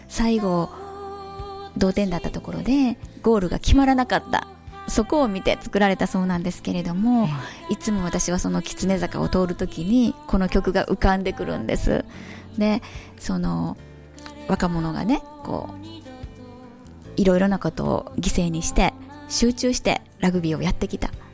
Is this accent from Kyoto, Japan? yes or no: yes; Kyoto, Japan; 京都生まれ、 京都育ちで、えー、本当に地元の中学校